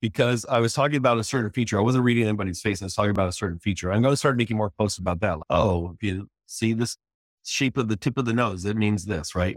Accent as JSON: {"language": "English", "town": "San Jose", "region": "California", "country": "United States", "moved": "as an adult", "lives_now": "Los Angeles, United States", "said": "we're from the San Francisco Bay Area, from San Jose"}